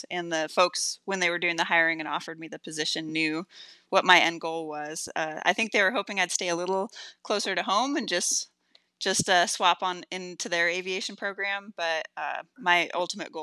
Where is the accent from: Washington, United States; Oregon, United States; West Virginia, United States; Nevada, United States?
Washington, United States; Chelan; my hometown of Chelan in Washington